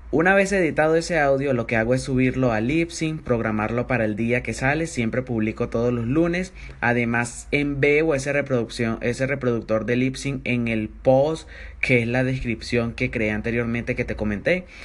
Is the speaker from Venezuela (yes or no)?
yes; Venezuela; soy un emprendedor venezolano